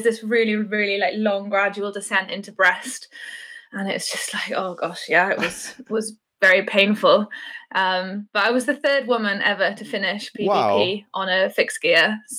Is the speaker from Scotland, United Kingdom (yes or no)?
no; West Wales, United Kingdom; moved away as an adult; now in Bristol, United Kingdom; I live in Bristol in the UK, but I'm originally from West Wales.